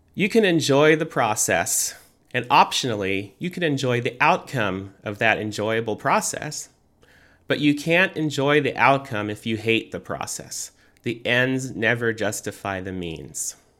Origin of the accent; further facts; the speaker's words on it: United States; I am an American